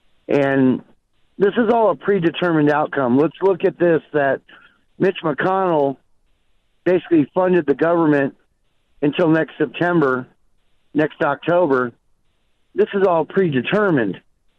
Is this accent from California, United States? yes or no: yes; California, United States; moved away; I grew up in California